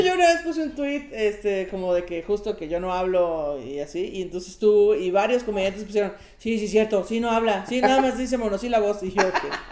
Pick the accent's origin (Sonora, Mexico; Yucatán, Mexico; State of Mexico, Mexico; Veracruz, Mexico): State of Mexico, Mexico; Coacalco; born or raised there